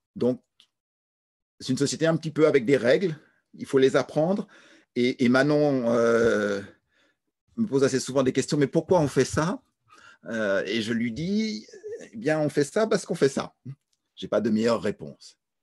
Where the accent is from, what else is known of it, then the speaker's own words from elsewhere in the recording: France; Je suis français